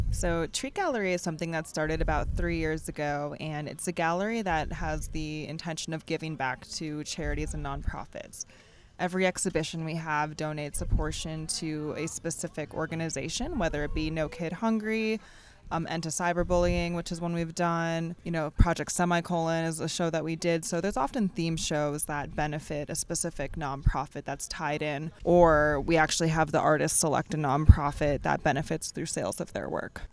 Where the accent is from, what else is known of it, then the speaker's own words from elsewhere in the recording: Florida, United States; moved away as an adult; also born or lived in Wisconsin / Atlanta; now in New York, United States; I was born in Wisconsin, raised in Florida.